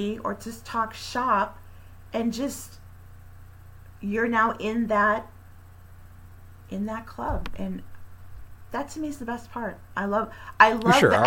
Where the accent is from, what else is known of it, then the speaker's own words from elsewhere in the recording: Mansfield, Massachusetts, United States; I was the host for a show in my hometown in Mansfield